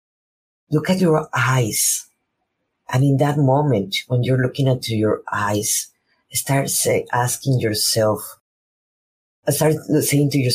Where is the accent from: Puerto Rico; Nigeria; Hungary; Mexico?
Mexico; first language Spanish; English is a second language; now in United States; I'm a Mexican woman living in United States. My first language is Spanish.